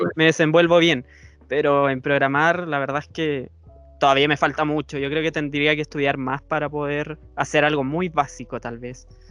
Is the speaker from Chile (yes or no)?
yes; Chile; yo soy de Chile